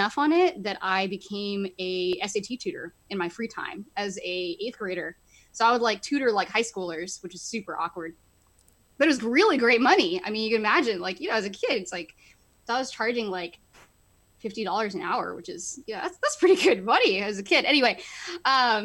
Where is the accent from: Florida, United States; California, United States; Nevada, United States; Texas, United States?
Texas, United States; Plano; moved away as an adult; also born or lived in Boston / Cambridge; now in Bay Area, United States; I am actually from Texas originally. So I grew up in like baking hot heat